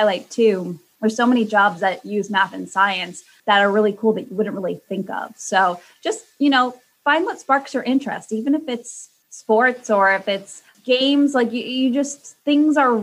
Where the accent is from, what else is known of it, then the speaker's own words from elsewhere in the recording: Connecticut, United States; moved away as an adult; now in Boston, United States; I, you know, was born and raised in Connecticut and I really didn't move too far. I made it to Boston